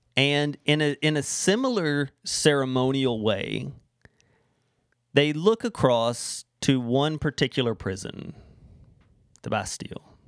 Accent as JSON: {"language": "English", "region": "Florida", "country": "United States", "moved": "yes", "lives_now": "Canada", "said": "Everyone in Florida, where I'm from, there's a Mexican restaurant in every corner"}